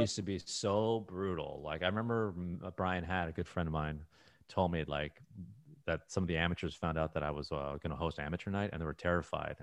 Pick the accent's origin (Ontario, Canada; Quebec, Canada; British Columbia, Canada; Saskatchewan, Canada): Ontario, Canada; Toronto; moved away as an adult; now in United States; growing up in Toronto, I never moved